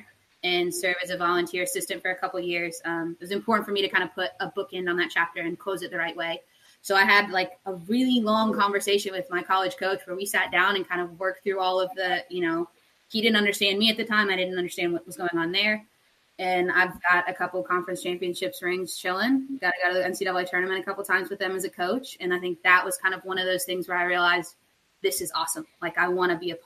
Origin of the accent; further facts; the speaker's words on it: Lexington, Kentucky, United States; born and raised in Kentucky, in Lexington